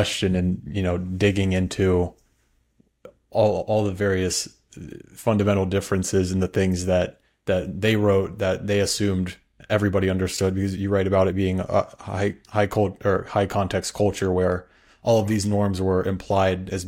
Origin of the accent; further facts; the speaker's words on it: United States; I'm from the United States. I'm very much grew up in an individualist culture